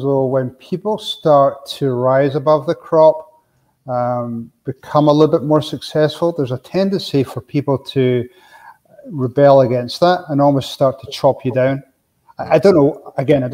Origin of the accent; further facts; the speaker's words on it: Scotland, United Kingdom; moved away as an adult; now in Arizona, United States; me growing up in Scotland